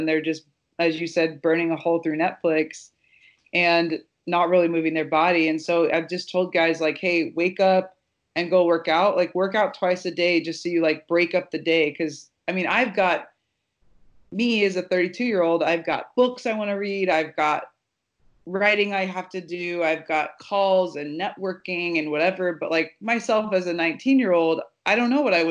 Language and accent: English; Nebraska, United States; I grew up in Nebraska